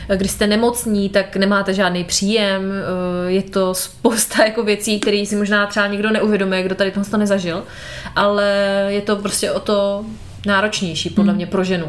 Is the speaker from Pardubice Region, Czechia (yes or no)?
yes; Moravská Třebová, Pardubice Region, Czechia; u nás doma v Moravské Třebové